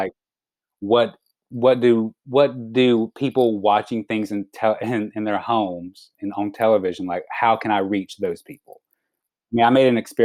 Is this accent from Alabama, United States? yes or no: yes; Alabama, United States; moved away; as like a little queer boy growing up in Alabama